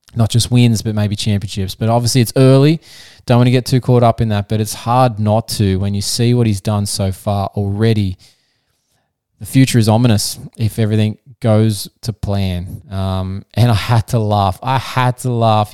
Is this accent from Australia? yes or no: yes; Australia; I'm not American, I'm Australian